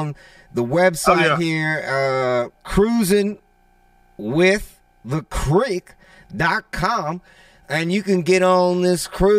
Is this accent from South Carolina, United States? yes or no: no; New Orleans area, Louisiana, United States; I'm from New Orleans, or from area, south of Louisiana